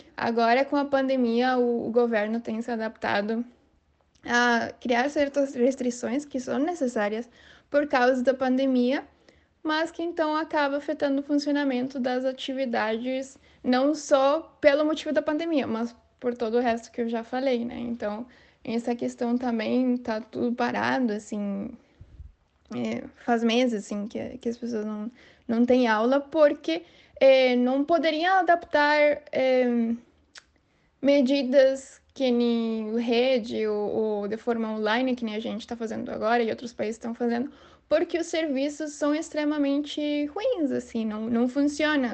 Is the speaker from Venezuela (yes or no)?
yes; San Cristóbal, Táchira, Venezuela; Portuguese is a second language; moved away as an adult; now in Brazil; tenho 26 anos e sou venezuelano. É, sou da cidade de San Cristóbal, que é a fronteira com Colômbia.